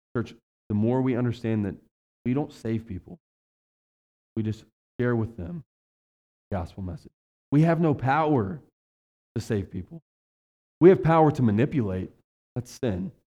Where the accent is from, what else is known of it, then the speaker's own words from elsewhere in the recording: West Virginia, United States; now in Ohio, United States; I was raised in West Virginia, the economy's horrible down there